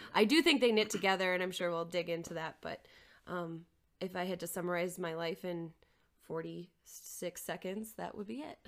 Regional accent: Maplewood, Minnesota, United States; moved away as an adult; also born or lived in South Dakota / Albany, New York; I am originally from Maplewood, Minnesota, just outside of the Twin Cities. Um, I grew up there

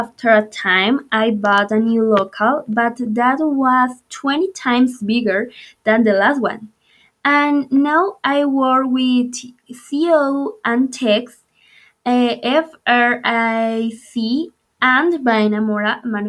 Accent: Medellín, Antioquia, Colombia; moved away as an adult; also born or lived in Bogotá; I was born in Medellin and my first years I lived in Manrique neighborhood. And then I moved to the Robledo neighborhood, where I spent a lot of years of my childhood.

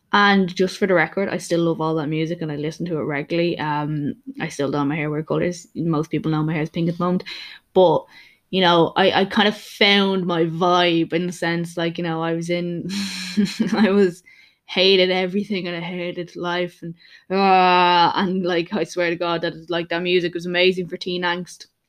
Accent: Dublin, Leinster, Ireland; I am from Dublin, Ireland

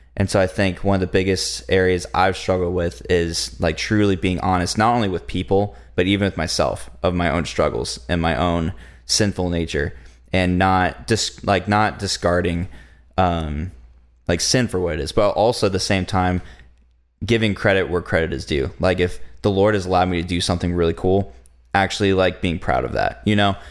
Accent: United States; As an American church

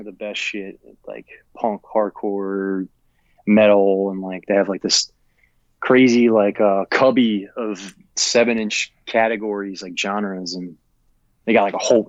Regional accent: Newark, Delaware, United States; born and raised in Newark, Delaware, which is like northwest Delaware

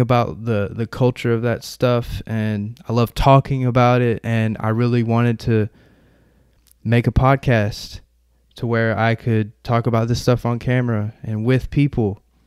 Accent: Murfreesboro, Tennessee, United States; I'm from Murfreesboro, Tennessee

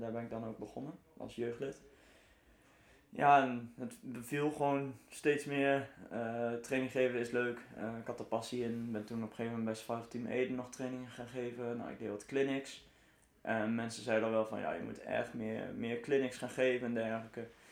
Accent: Arnhem, Gelderland, Netherlands; ik kom uit Arnhem

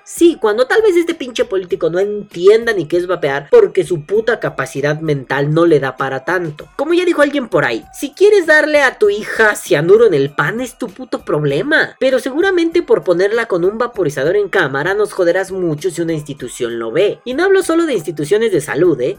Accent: Mexico; como mexicanos

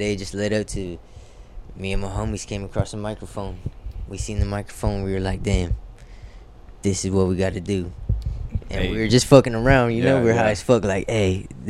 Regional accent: Lakewood, California, United States; also born or lived in Long Beach; At Milliken. That's where I grew up in Lakewood.

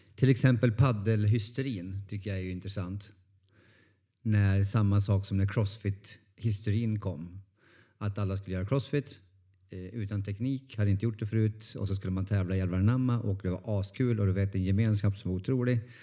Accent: Norrland, Sweden; jag är från Norrland

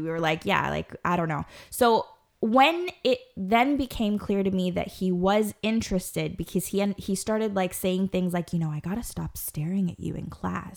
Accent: Guyana; I myself am Guyanese

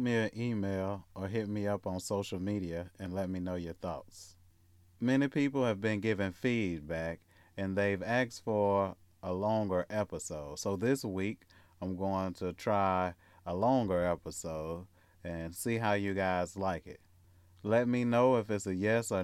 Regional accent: Mississippi, United States; moved away as an adult; now in Southern California, United States; I'm from Mississippi

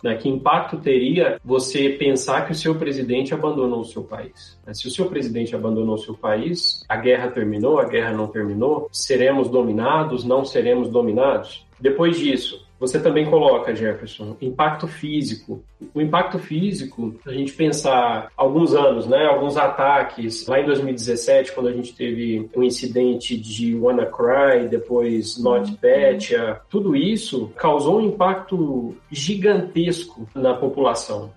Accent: Franca, São Paulo, Brazil; moved away as an adult; Sou filho da cidade franca, terra do Magalu

